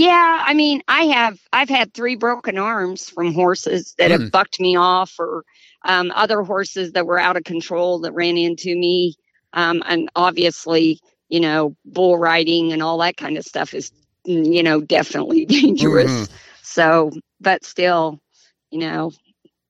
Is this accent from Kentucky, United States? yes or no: no; Nevada, Missouri, United States; I grew up in the country in a little, our town's called Nevada, Missouri.